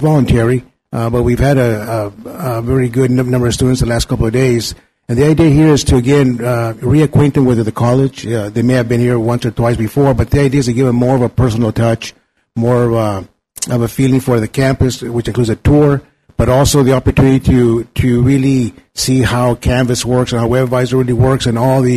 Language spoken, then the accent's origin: English; Mexico; now in Napa, United States; went to visit my hometown in Mexico